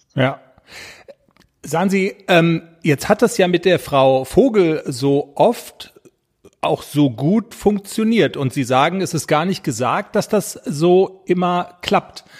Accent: North Rhine-Westphalia, Germany; accent: Westphalian; im Westfälischen, wo ich herkomme, sagt man dabei sagen

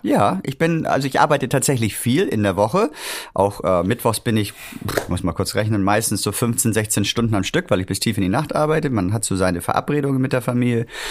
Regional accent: Hamburg, Germany; moved away as an adult; also born or lived in Winterhude, Hamburg; Ich komme wirklich mitten aus der Stadt. Ich bin in Roterbaum, Havestehude groß geworden

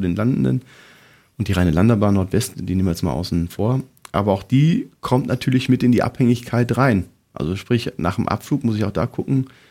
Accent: near Cologne, North Rhine-Westphalia, Germany; ich komme aus der Nähe von Köln, zwölf Kilometer entfernt vom Flughafen

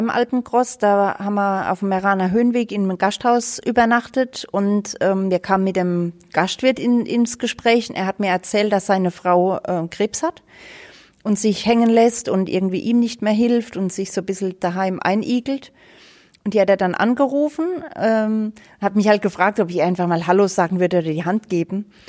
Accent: Rhineland-Palatinate, Germany; habe auch mit Schnee oder so gar nichts zu tun, weil es bei uns in der Pfalz gibt's das halt nicht.

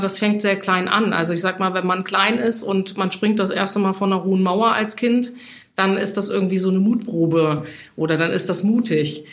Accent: Hesse, Germany; moved away as an adult; now in Hamburg, Germany; ich bin gebürtige Hessin, ich wollte immer von Hessen nach Hamburg

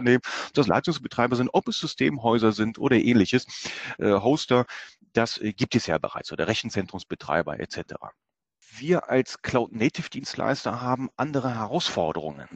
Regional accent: Germany; bei uns in Deutschland

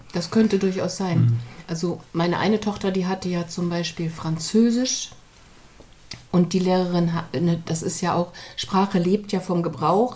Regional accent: East Germany, Germany; now in Hamburg, Germany; ich bin ja in der DDR zur Schule gegangen

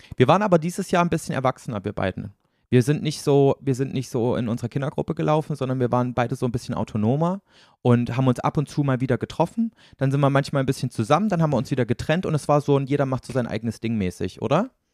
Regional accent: Thuringia, Germany; moved away; hier quasi in meiner Heimat in Thüringen

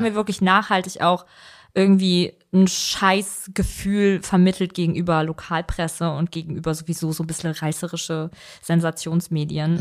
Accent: Vellmar, Hesse, Germany; ich komme nämlich eigentlich ja gar nicht per se aus Kassel, sondern ich bin ja in Felmer aufgewachsen

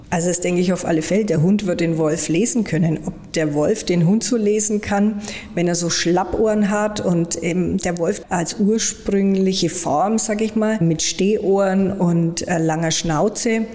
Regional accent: Germany; bei uns in Deutschland

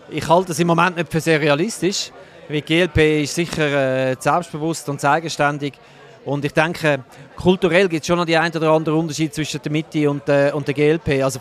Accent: Zurich, Switzerland; Aus dem Kanton Zürich, wo ich herkomme

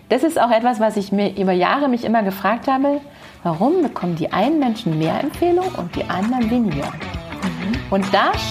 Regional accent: near Hoyerswerda, Saxony, Germany; moved away as an adult; now in Munich, Germany; in einer kleinen Stadt mit 4000 Einwohnern in der Nähe von Hoyerswerda

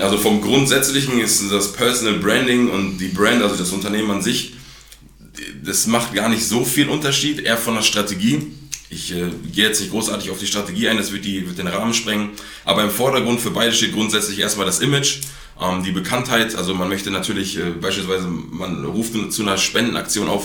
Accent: Gütersloh, North Rhine-Westphalia, Germany; bin wie gesagt 23 Jahre in Gütersloh geboren

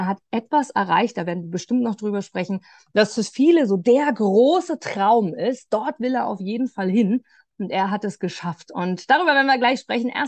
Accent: Austria; ich bin in der Nähe von Wien aufgewachsen, meine Familie lebt dort

